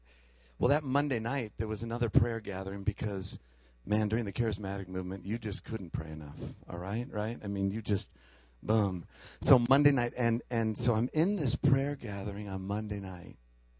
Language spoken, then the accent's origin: English; Chicago, Illinois, United States; We came from Chicago, and holy mackerel, there was cows and liquid manure and all kinds of great things.